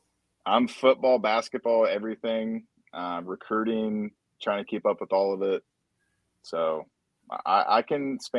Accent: Ross, Ohio, United States; I grew up being in Ross.

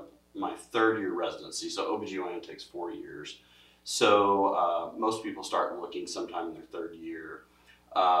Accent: Missouri, United States; born and raised in Missouri, been here all my life.

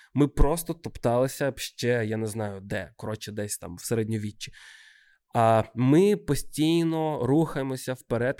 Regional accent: Odesa, Odesa Oblast, Ukraine; з Одеси, з мого рідного міста

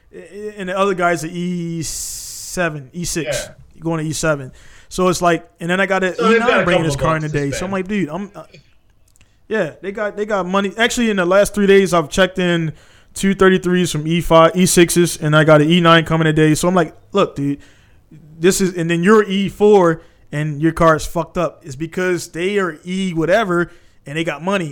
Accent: Baltimore, Maryland, United States; I'm from East Baltimore

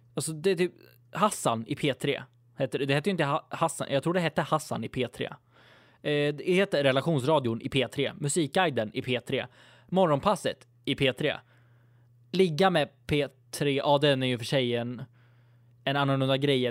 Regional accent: Sweden; jag är typisk svensk

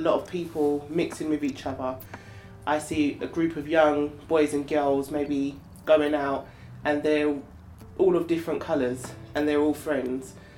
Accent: London, United Kingdom; Growing up in Tower Hamlets as a black girl

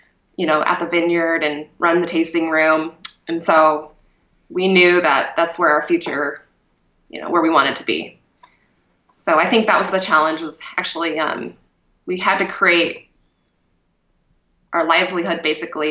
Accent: Kuna, Idaho, United States; now in Boise, United States; I grew up outside of Cuna

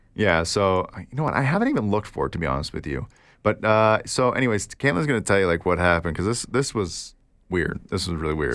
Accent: Canada; Oh, we're from Canada

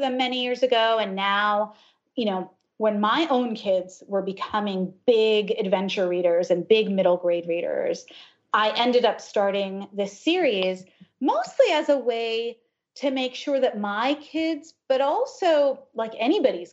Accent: United States; also born or lived in Ohio / New Jersey; I grew up in Ohio and then in New Jersey. My parents are immigrants from India

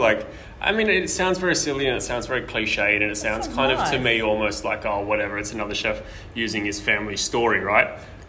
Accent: Brisbane, Queensland, Australia; now in Sydney, Australia

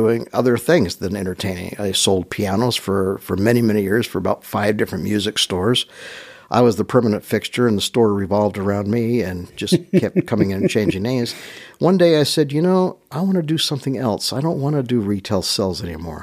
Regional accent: Utah, United States; I'm from Utah

